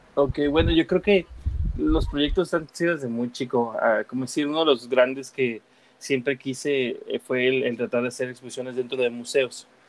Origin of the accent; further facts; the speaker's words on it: United States; also born or lived in Guadalajara, Jalisco, Mexico; A mis siete años me fui a Estados Unidos, estudié y trabajé allá